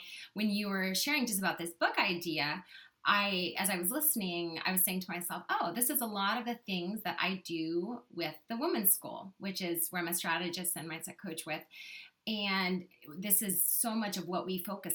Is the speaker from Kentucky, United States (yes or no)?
yes; Kentucky, United States; also born or lived in Nashville, Tennessee; now in Charlotte, United States; I grew up in Kentucky and lived in actually Nashville for a long time.